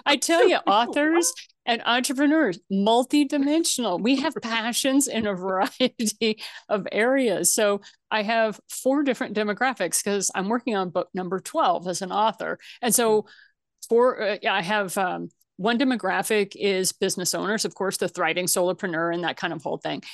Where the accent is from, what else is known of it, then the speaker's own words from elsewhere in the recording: Missouri, United States; moved away; I'm originally from Missouri. That's where my family came, comes from